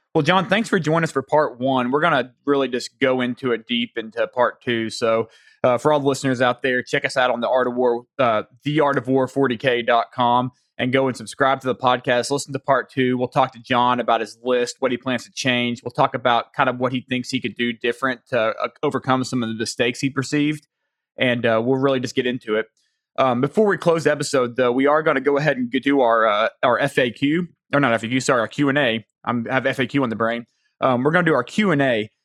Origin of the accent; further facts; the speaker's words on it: the South, United States; accent: Southern; my Southern accent